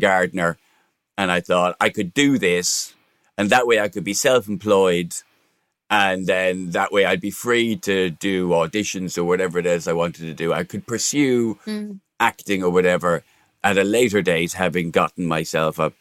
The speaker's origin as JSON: {"language": "English", "country": "Ireland", "tie": "born or raised there", "moved": "yes", "lives_now": "England", "said": "I was from Broadmeadow."}